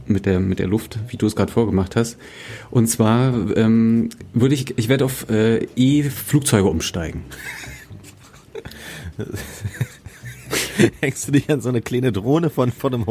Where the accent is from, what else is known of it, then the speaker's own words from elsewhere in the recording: Germany; bin ja in Deutschland groß geworden, deswegen ich muss wirklich vorsichtig sein, was ich da sage.